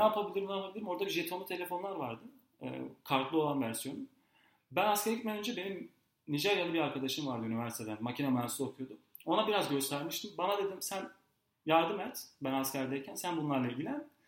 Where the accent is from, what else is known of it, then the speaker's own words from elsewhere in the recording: Gaziantep, Turkey; moved away as an adult; now in Istanbul, Turkey; Gaziantep'liyim. Gaziantep'te doğdum, büyüdüm, okudum.